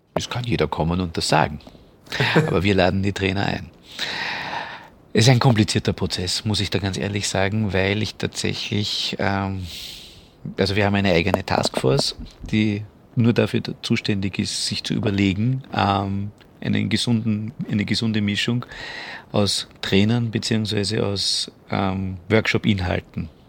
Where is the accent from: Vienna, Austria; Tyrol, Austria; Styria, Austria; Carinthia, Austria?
Vienna, Austria; als Österreicher und als Wiener